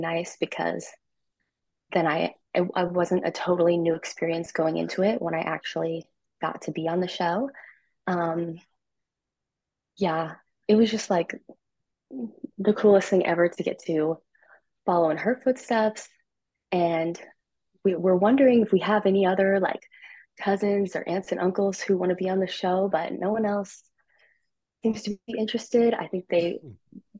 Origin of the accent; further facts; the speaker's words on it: Burbank, California, United States; I'm from Burbank, California